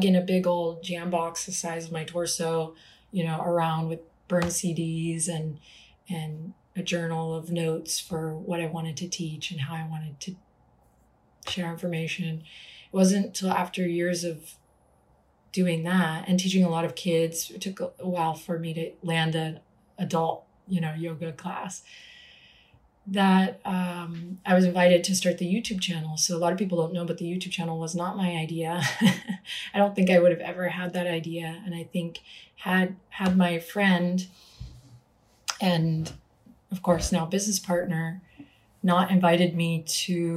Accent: Austin, Texas, United States; I was starting to teach in small places around my hometown, which I'm in today, Austin

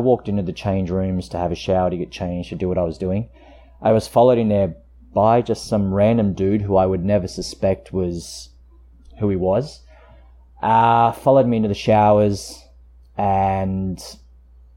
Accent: Queanbeyan, New South Wales, Australia; also born or lived in Canberra; I grew up in Queanbeyan, which is just a small town outside of Canberra

